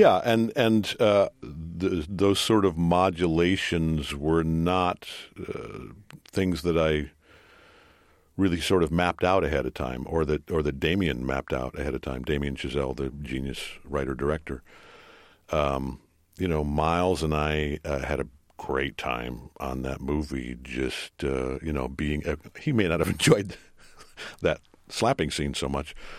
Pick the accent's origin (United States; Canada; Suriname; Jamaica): United States; Detroit, Michigan; my hometown, Detroit Tigers